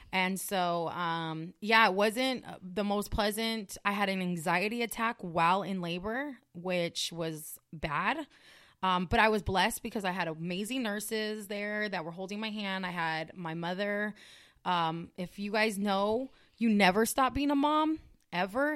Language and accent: English; California, United States; moved away as an adult; also born or lived in Las Vegas; I'm from California.